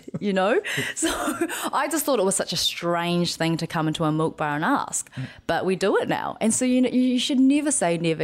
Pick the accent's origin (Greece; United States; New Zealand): New Zealand; growing up in New Zealand